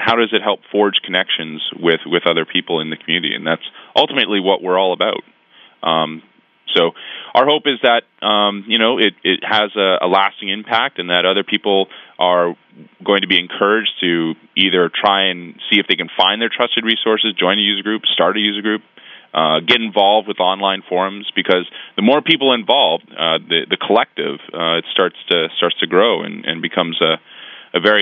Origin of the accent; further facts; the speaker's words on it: Canada; I am a Canadian. I do love my country